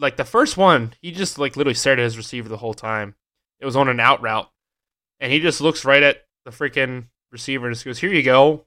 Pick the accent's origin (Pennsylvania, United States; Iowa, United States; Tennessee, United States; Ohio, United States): Pennsylvania, United States; growing up in Pennsylvania